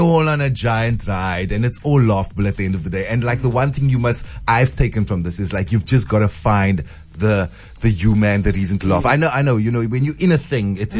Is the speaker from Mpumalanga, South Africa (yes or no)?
no; Cape Town, Western Cape, South Africa; also born or lived in Constantia; I grew up in Grassy Park